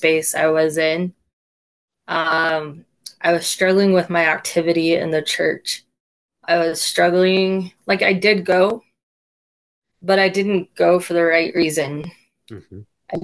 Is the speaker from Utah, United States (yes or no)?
yes; Roy, Utah, United States; I am from Roy, Utah.